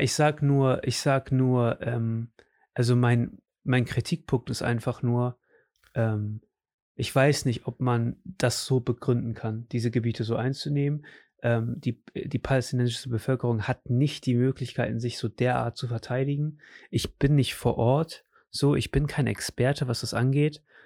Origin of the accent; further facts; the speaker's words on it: Germany; also born or lived in Portugal; Ich bin Deutscher